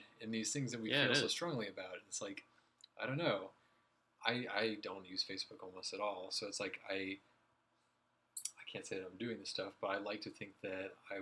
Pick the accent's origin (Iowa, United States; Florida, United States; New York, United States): Iowa, United States; I grew up in Iowa